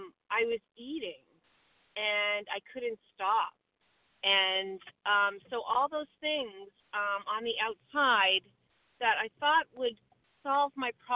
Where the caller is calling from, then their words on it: Vermont, United States; I'm from Vermont, and I'm a recovered compulsive overeater.